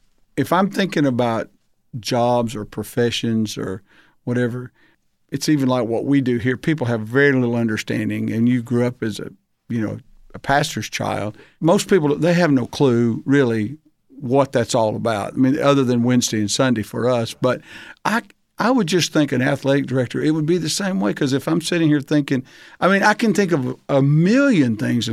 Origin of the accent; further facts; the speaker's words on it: Arkansas, United States; So actually, and coming to Alabama is not vastly different than growing up in Arkansas.